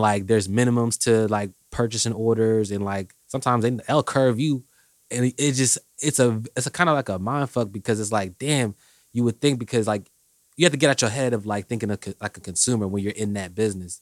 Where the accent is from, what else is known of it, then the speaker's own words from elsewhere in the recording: Indianapolis, Indiana, United States; also born or lived in Washington, D.C.; I'm from, originally from D C, but I went to high school here, so I say I'm from Indy